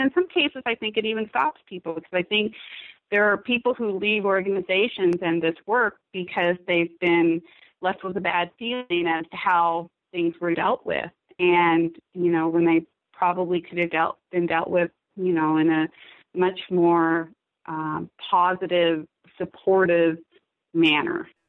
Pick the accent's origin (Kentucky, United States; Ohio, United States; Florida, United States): Kentucky, United States; also born or lived in Southern California; now in Idaho, United States; I was born and raised in Kentucky